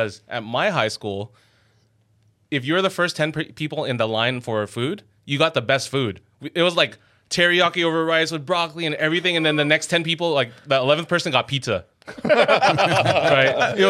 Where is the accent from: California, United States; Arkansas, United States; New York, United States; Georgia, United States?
California, United States; Los Angeles; first language English; also born or lived in Glendale / El Sereno; I grew up in Glassell Park, so it was a lot of, avenues. It was a lot of Filipino gangs, too